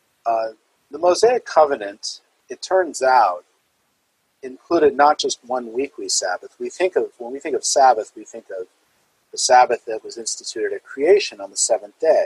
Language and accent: English; New Jersey, United States; as a child growing up in New Jersey